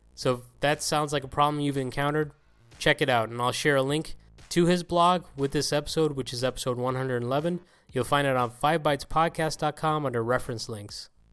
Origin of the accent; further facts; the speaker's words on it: Ireland; my home country of Ireland